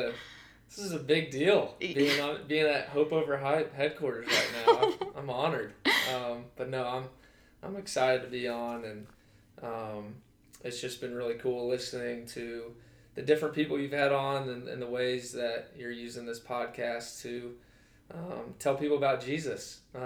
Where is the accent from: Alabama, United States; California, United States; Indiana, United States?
Alabama, United States; Birmingham; But I am from Alabama. That's where my roots are. Grew up in Birmingham.